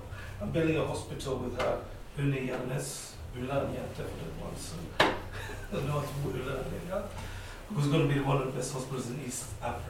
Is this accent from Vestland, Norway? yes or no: yes; Bergen, Vestland, Norway; also born or lived in Uganda; I grew up in Bergen.